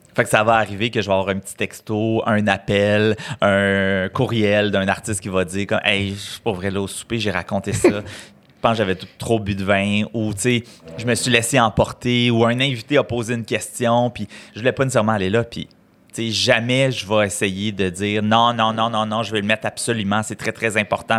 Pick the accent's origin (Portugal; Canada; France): Canada; Saint-Alphonse-de-Granby, Quebec; moved away; Je suis né à Saint-Alphonse de Grimby, petit village euh, des cantons de l'Est